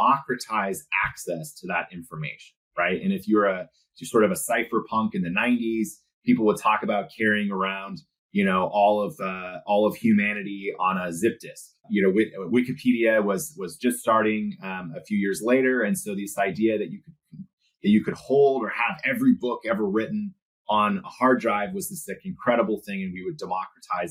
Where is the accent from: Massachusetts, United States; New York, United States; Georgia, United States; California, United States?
California, United States; Silicon Valley; I was born in the 80s and I was born in Silicon Valley